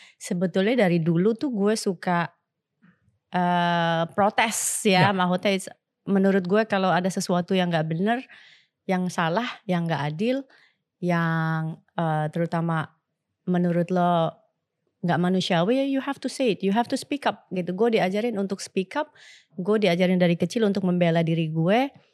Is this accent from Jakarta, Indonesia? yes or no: yes; Jakarta, Indonesia; gue ini lahir besar di Batu Ceper Kota